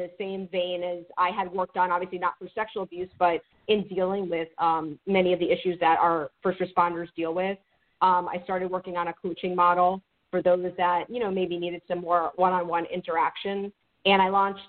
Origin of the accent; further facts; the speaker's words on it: Miami, Florida, United States; I grew up in Miami in a very diverse area.